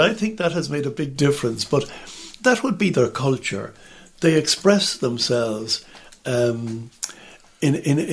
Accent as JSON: {"language": "English", "country": "Ireland", "said": "in Ireland, we just sit there on the benches, we kneel"}